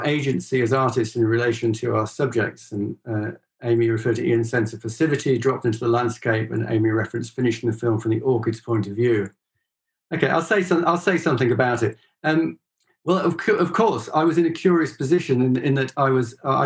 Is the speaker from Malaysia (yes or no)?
no; Northwest Wales, United Kingdom; moved away as an adult; also born or lived in Connacht, Ireland; now in Ireland; I was brought up in Northwest Wales